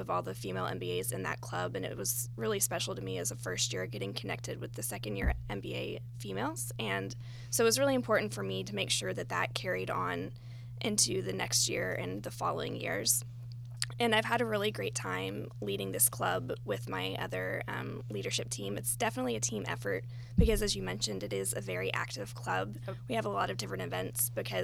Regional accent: Knoxville, Tennessee, United States; moved away as an adult; also born or lived in Bay Area, California; now in Atlanta, United States; I'm originally from Knoxville, Tennessee, and I spent the past 5 years in the Bay Area

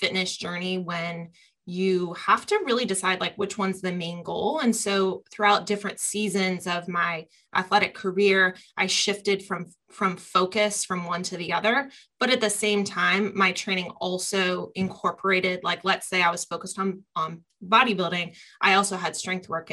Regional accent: Columbus, Ohio, United States; growing up around the Arnold and Columbus, Ohio is a real, I'd say, mecca of bodybuilders and strength athletes. We also have Westside here in Columbus.

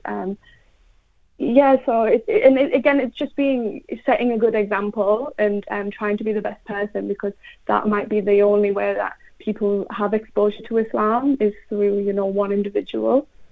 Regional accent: England, United Kingdom; I'm from England, I've always lived in England, I'm English.

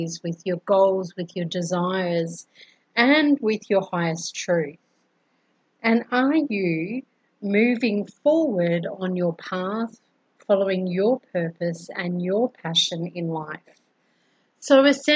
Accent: Brisbane, Queensland, Australia; now in Colombia; I'm originally from Brisbane, Australia and I currently live in Colombia, South America

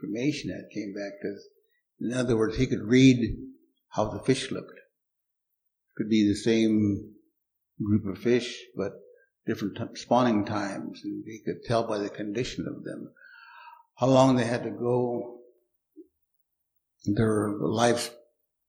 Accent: Umatilla Reservation, Oregon, United States; I grew up on the Umatilla Reservation

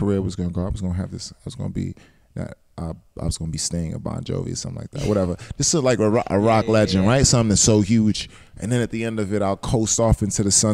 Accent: Georgetown, Guyana; moved away; also born or lived in New York, United States; I grew up in Guyana also, mm-hmm. Georgetown, Guyana

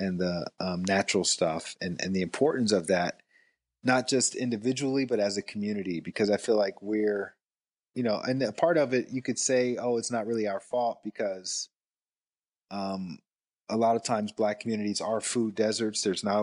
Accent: the South, United States; growing up in the South, you learn to eat for taste, number one.

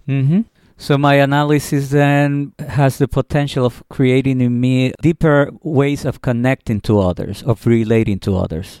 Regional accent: Puerto Rico; now in New York City, United States; I'm from Puerto Rico, where again, there's a different way of handling money

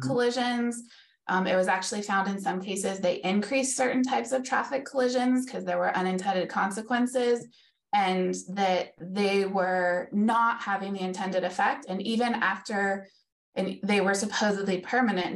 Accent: Davis, California, United States; growing up in Davis, which is a very bike town

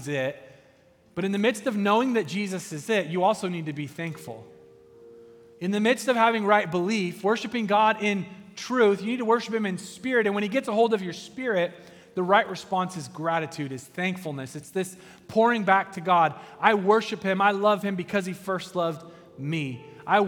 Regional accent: United States; I'm an American

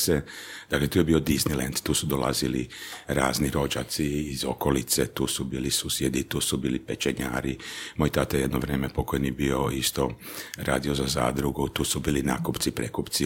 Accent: Đurđevac, Koprivnica-Križevci County, Croatia; Kao klinac e, živio sam, dakle, rođen sam u Đurđevcu, e, živio u obiteljskoj kući, baka, deda, tata, mama, mlađa seka ja

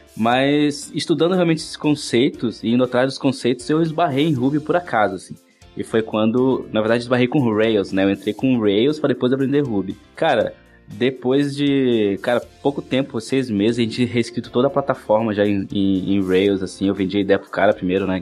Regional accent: Oiapoque, Amapá, Brazil; moved away as an adult; now in Florianópolis, Brazil; eu nasci em Oiapoque, Amapá, sou um cara do norte aqui

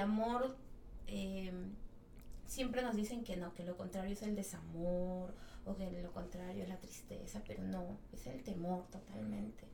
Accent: Peru; en, mi, país se come ceviche, en mi país se come seco de cabrito

